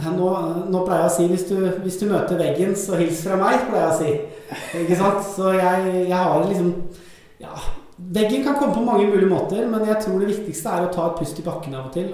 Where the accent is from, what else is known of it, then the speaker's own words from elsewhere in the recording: Skedsmokorset, Akershus, Norway; also born or lived in Sandnes / Stavanger; vokste opp på Skedsmokorset-området